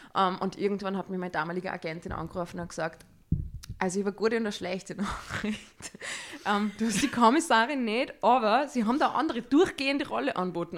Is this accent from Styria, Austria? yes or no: no; Salzburg, Austria; ich komme aus Salzburg ich bin 35 Jahre alt und ich bin Schauspielerin